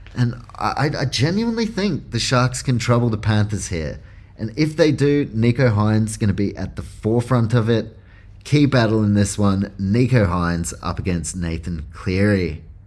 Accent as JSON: {"language": "English", "country": "New Zealand", "said": "I'm from New Zealand, so I'm a Warriors fan"}